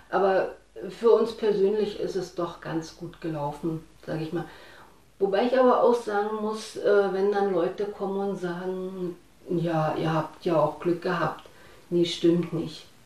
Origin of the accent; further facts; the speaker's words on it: East Germany, Germany; denn ich fühle mich sehr wohl als Ostdeutsche. Das, also ich habe überlegt, woher das kommt.